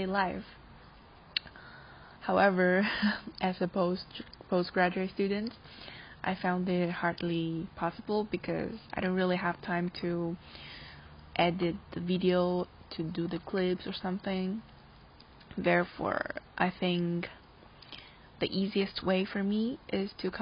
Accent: Taiwan; moved away; I'm from Taiwan

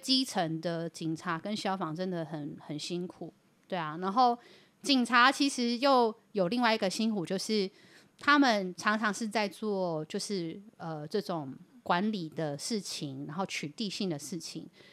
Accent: Yilan County, Taiwan; 我们宜兰人

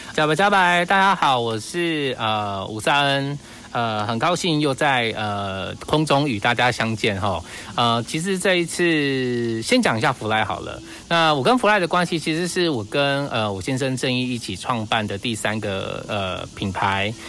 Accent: South-link area, Taitung County, Taiwan; 我们南回

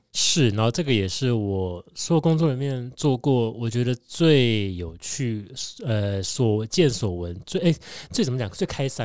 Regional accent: Tainan, Taiwan; now in Taichung, Taiwan; 我是台南人

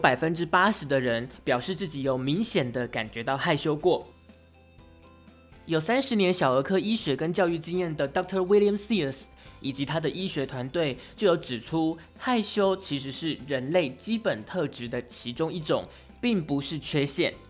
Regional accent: Pingtung County, Taiwan; 因为我是屏东人，所以其实我那个时候念大学的时候，我参加一个叫做屏东校友会的社团，里面全部都是屏东人。因为我是念台北的大学，所以我们这群屏东人呢，就一定是租房子住在学校附近。

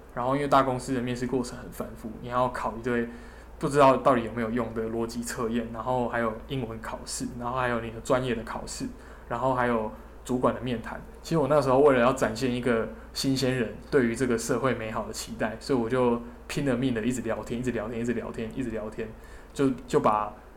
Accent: southern Taiwan, Taiwan; 我是南部人，然后我也想留在南部工作

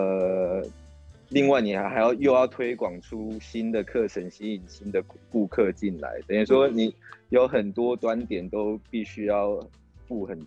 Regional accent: Kaohsiung, Taiwan; also born or lived in Taipei; 那时候就只有我是高雄人，

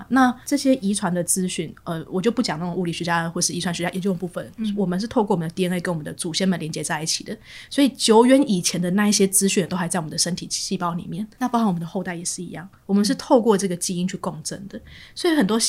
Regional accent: Taiwan; accent: Taiwanese Mandarin; OK，好，我刚刚讲台湾国语了哈。

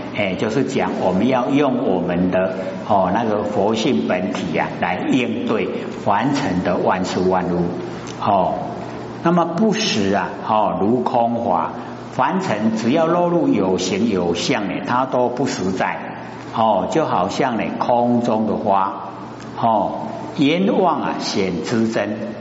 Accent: Taiwan; 我们台湾话

